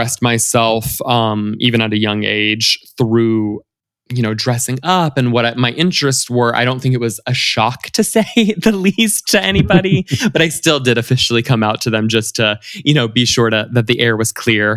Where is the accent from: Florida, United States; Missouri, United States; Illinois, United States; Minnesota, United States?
Florida, United States; Central; moved away as an adult; also born or lived in the South (US); now in Los Angeles, United States; I grew up kind of all over the South when I was younger, but we kind of settled, my family and I settled in Florida, in kind of like Central Florida, close to the beach, but also close to Orlando. And, you know, that's kind of where I came of age, went to high school, college, et cetera